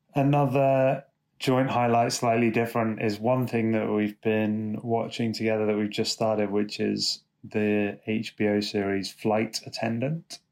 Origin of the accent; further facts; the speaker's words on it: London, United Kingdom; I'm from London.